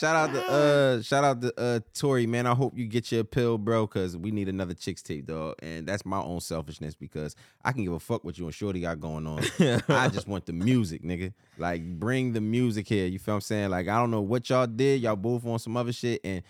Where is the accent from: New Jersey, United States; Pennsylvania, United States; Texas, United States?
New Jersey, United States; Willingboro; we grew up in Willowboro, New Jersey